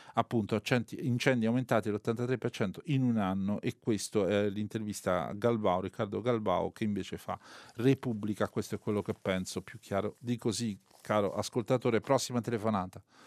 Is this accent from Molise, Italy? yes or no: yes; Molise, Italy; Io sono molisano